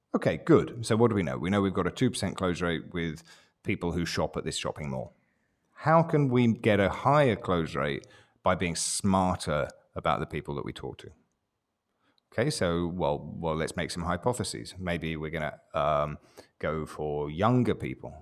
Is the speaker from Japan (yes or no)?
no; England, United Kingdom; I'm, I'm English